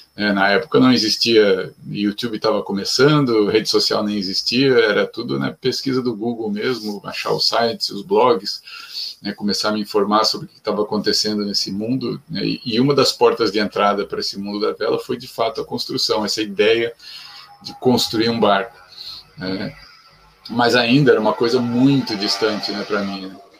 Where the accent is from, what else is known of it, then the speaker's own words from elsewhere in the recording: São Paulo, Brazil; nasci em São Paulo, cresci em, em ambiente de cidade